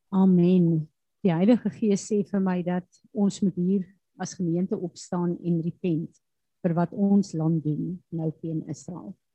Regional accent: South Africa; as Suid-Afrikaners

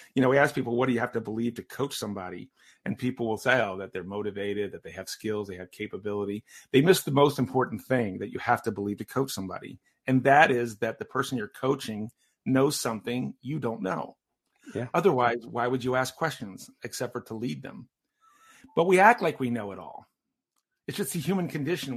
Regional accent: Maryland, United States; I'm the youngest of five, and I grew up in Maryland

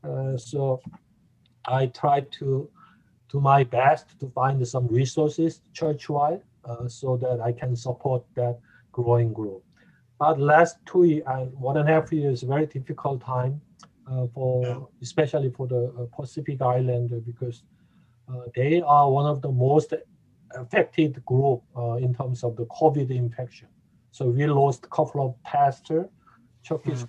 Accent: South Korea; English is a second language; moved away as an adult; also born or lived in Atlanta, Georgia; now in Indianapolis, United States; originally, originally I I came from the uh, South Korea

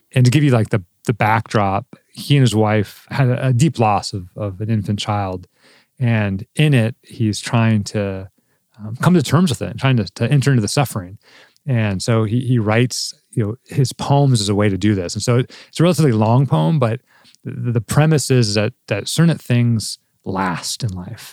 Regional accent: Southern California, United States; moved away; I grew up in Southern California

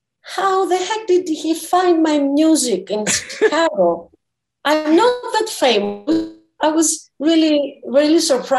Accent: Zakynthos, Ionian Islands, Greece; now in Athens, Greece; I live in Athens. I was born in Zakynthos, a very beautiful island in Western Greece.

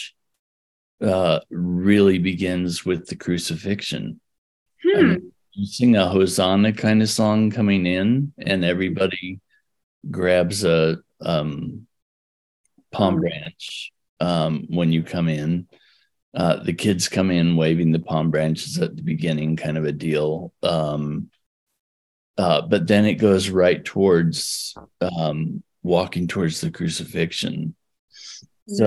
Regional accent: Oregon, United States; also born or lived in California; So we moved from California to Oregon when I was 6 weeks old

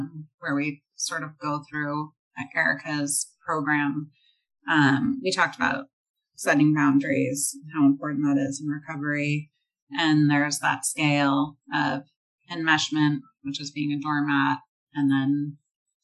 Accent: Northern California, United States; I'm from Northern California

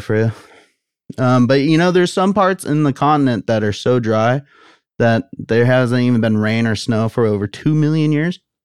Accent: United States; I'm an American.

